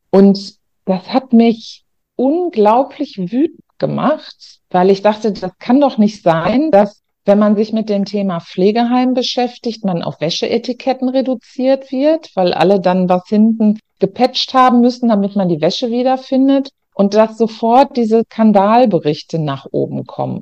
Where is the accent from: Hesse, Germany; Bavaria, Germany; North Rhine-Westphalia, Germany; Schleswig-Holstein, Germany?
North Rhine-Westphalia, Germany; Ruhr area; ich komme aus Nordrhein-Westfalen, aus dem Ruhrgebiet und habe auch immer nur dort gearbeitet